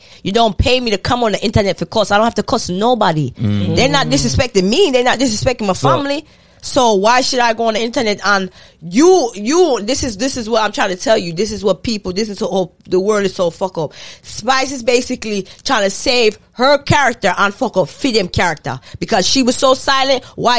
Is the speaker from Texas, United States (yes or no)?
no; Fort Lauderdale, Florida, United States; I'm from Fort Lauderdale.